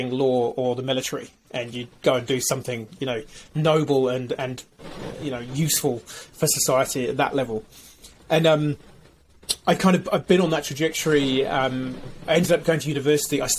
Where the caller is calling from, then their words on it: New Zealand; I'm calling in from New Zealand or um, culturally, I'm half Welsh, so Shwmae.